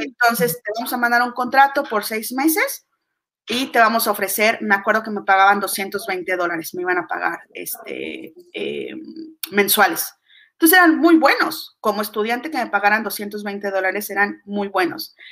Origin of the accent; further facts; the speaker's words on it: Mexico; yo soy mexicana